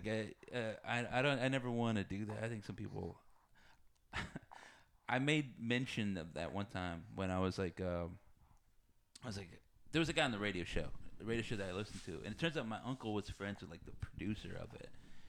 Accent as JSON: {"language": "English", "region": "Texas", "country": "United States", "tie": "born or raised there", "said": "I grew up in Texas."}